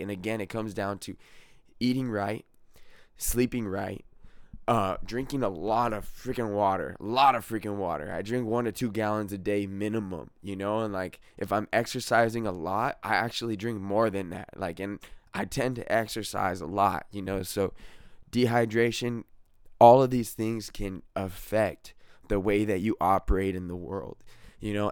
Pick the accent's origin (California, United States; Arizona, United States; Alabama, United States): California, United States; I'm definitely from California, and I love it here